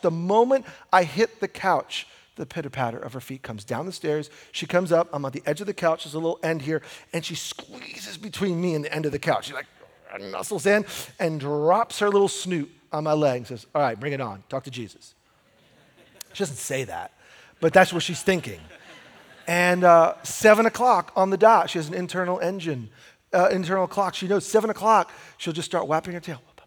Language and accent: English; United States; we're American